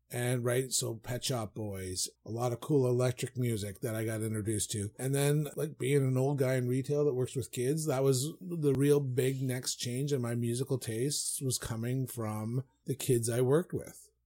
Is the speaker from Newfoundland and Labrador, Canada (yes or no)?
yes; Newfoundland and Labrador, Canada; when I grew up in Foundland and we owned the hardware store